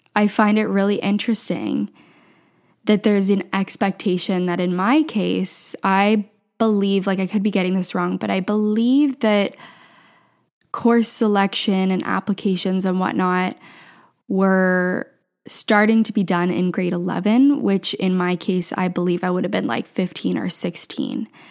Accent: Southwestern Ontario, Canada; also born or lived in Ottawa; I grew up in Southwestern Ontario

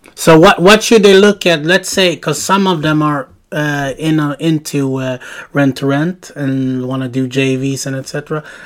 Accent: Sweden; I'm from Sweden, we live in Sweden

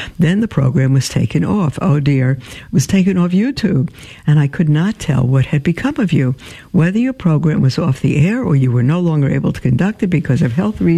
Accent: Cuba; born there; I was born in Cuba, 1995, in what was called the special period

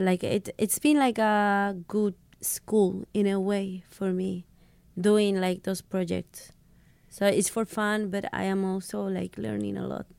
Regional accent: Mexico; English is a second language; I come from Mexico

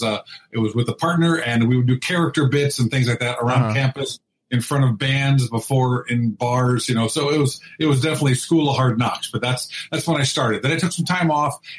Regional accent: Indianapolis, Indiana, United States; also born or lived in New Castle, Indiana; now in Los Angeles, United States; I'm a Midwest boy, so I'm a Hoosier, born in Newcastle, Indiana, raised in Indianapolis

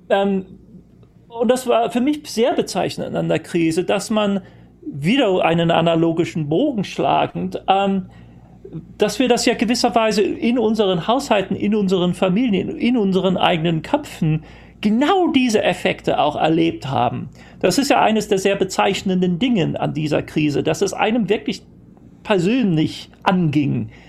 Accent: United Kingdom; born there; first language English; German is a second language; Ich, ich, ich, bin zwar gebürtiger Brite und ähm, Muttersprachler auf Englisch, aber ähm, meine, meine, die prägende Zeit meiner, meiner, meiner Jugend und äh

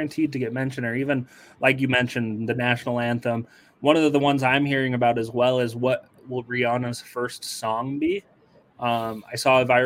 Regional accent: Utah, United States; I'm from Utah

